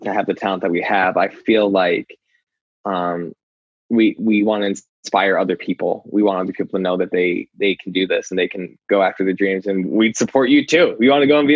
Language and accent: English; Scranton, Pennsylvania, United States; my hometown